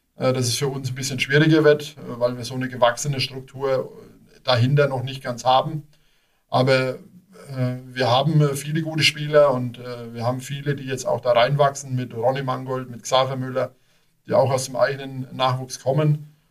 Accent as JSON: {"language": "German", "town": "Großbardorf", "region": "Bavaria", "country": "Germany", "tie": "born or raised there", "moved": "as an adult", "lives_now": "Nüdlingen, Germany", "said": "bin geboren in Großbadorf, habe dort ganz, ganz viele Jahre gespielt"}